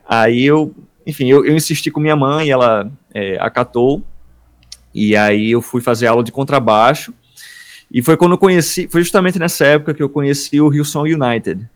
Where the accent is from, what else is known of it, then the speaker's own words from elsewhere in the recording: Paraíba, Brazil; accent: Paraíba accent; o sotaque da gente da Paraíba aqui